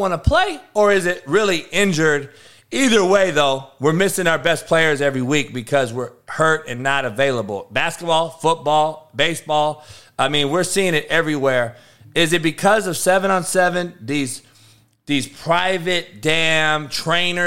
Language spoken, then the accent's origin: English; Compton, California, United States; I'm from Compton, only white boy